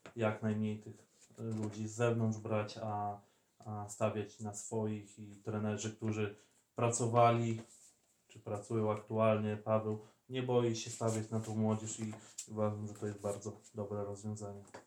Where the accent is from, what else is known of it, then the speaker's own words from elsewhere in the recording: villages around Bielsk Podlaski, Podlaskie Voivodeship, Poland; w turze byliśmy z okolicznych, że tak powiem, wsi